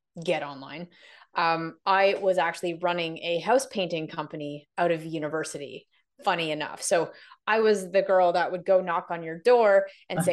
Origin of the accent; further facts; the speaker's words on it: Canada; also born or lived in London, United Kingdom / Toronto; I am from Canada, so I'm currently in Toronto